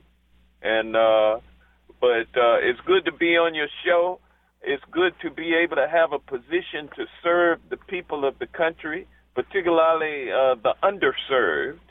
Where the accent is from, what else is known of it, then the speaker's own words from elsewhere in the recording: Washington, District of Columbia, United States; moved away as an adult; also born or lived in Atlanta, Georgia / Texas; I was born and raised in Washington, D.C., when D.C. was Chocolate City, and I went through the public schools of Washington, D.C.